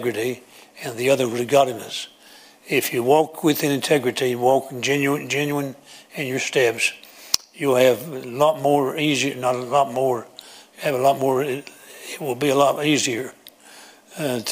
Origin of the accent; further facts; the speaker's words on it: Kannapolis, North Carolina, United States; Kannapolis? Oh, that's amazing. That's where I'm from